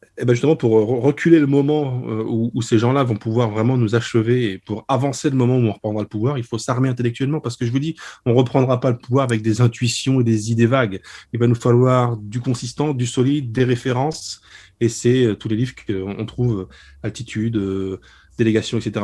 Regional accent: Lorraine, Grand Est, France; je suis lorrain

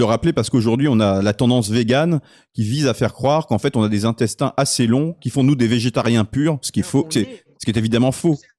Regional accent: France; en tant que Français

